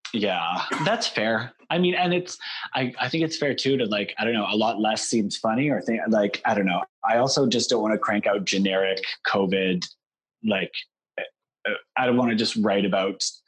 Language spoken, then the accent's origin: English; Canada; as Canadian performers